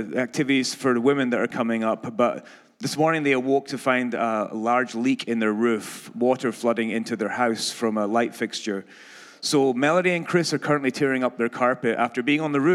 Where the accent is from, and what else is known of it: Scotland, United Kingdom; accent: Scottish; moved away